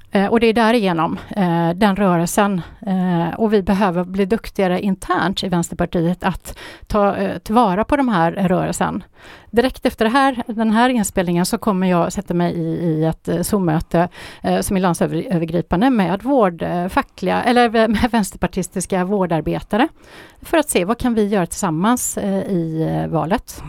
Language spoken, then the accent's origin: Swedish; Gothenburg, Västra Götaland, Sweden; i Göteborg, där jag är ifrån